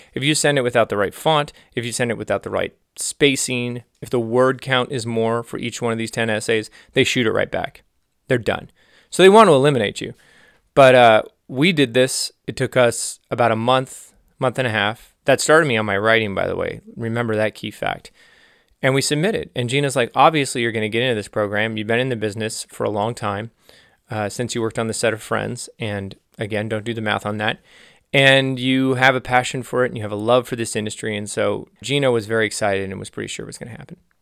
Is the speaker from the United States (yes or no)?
yes; Los Angeles, California, United States; also born or lived in Santa Cruz; I was from the San Fernando Valley, L A, and I was in Santa Cruz